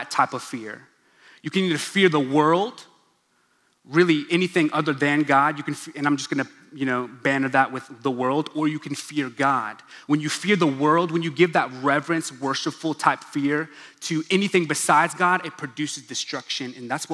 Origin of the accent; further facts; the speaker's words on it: Stillwater, Oklahoma, United States; first language English; I'm an Oklahoman. I grew up in Stillwater, Oklahoma.